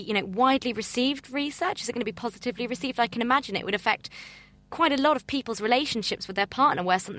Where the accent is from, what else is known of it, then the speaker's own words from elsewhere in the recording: United Kingdom; being British